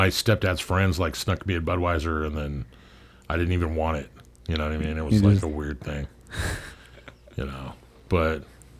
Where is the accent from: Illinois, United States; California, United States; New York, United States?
California, United States; Long Beach; I was born and raised in Long Beach, California, which is a semi-large beachside community that's fairly close to where we are now.